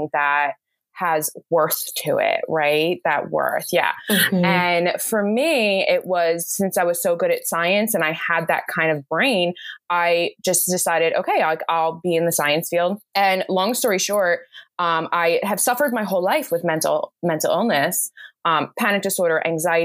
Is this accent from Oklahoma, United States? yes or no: no; New Jersey, United States; I live in New Jersey here in the US. I'm about like a half an hour, not even, from Philadelphia, and I've grown up here my entire life